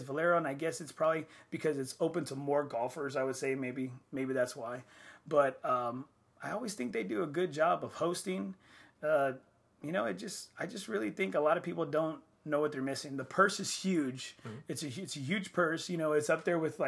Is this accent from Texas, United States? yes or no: yes; Corpus Christi, Texas, United States; I'm from Corpus